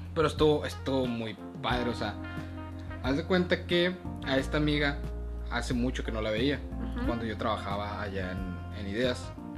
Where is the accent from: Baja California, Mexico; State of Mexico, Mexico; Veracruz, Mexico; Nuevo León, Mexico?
Baja California, Mexico; Mexicali; born or raised there; also born or lived in Sinaloa